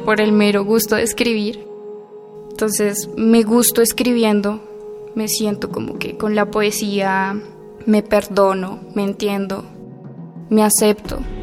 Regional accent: Bogotá, Colombia; soy de Bogotá, Colombia, tengo 19 años.

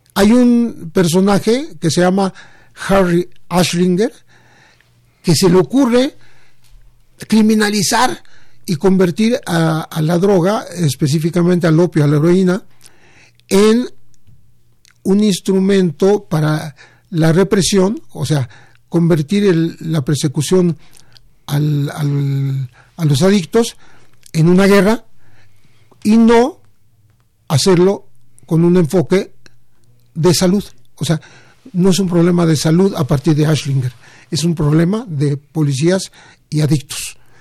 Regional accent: Mexico; somos nosotros los mexicanos

